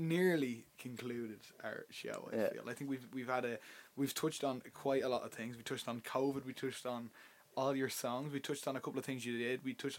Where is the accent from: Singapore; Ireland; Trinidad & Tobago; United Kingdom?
Ireland; Dublin, Leinster; Like we're from Dublin.